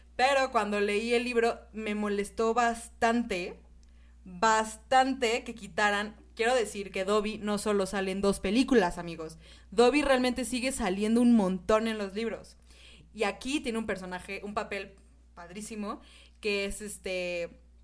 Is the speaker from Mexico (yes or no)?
yes; Mexico; así somos los mexicanos